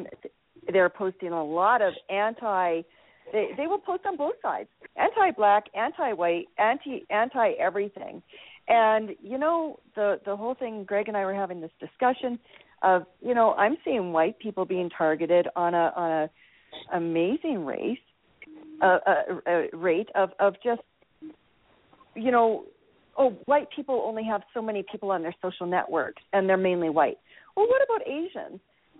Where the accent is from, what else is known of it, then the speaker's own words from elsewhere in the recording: Canada; Maybe I'm just speaking as a Canadian.